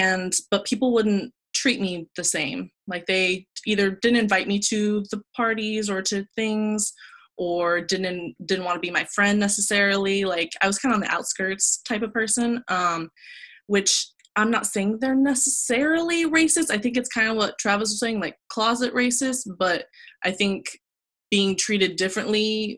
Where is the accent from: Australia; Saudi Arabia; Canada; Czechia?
Saudi Arabia; also born or lived in Texas, United States / United Arab Emirates; I was born in Texas and then was flown to Saudi Arabia and United Arab Emirates and places like that. So I lived most of my life there.